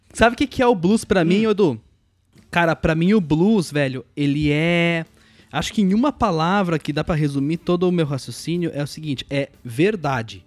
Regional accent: Caxias do Sul, Rio Grande do Sul, Brazil; Caxias, minha terra natal.

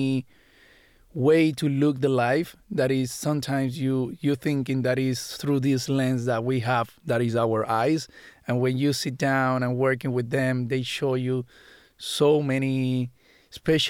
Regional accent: Puerto Rico; moved away as an adult; I grew up in Puerto Rico

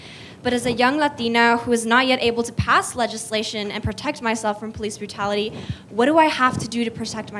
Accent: El Paso, Texas, United States; I'm from El Paso, Texas, out of Coronado High School.

